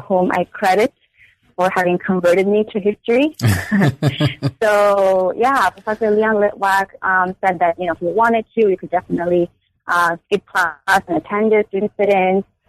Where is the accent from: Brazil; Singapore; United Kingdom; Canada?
Brazil; São Paulo; now in United States; I was born and raised in Sao Paulo, Brazil. I am Korean, so I identify myself primarily as Asian American.